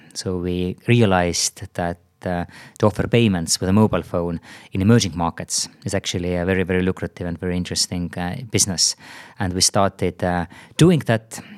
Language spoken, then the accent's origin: English; Tartu, Tartu County, Estonia; also born or lived in San Francisco Bay Area; now in Tallinn, Estonia; I'm originally from Tartu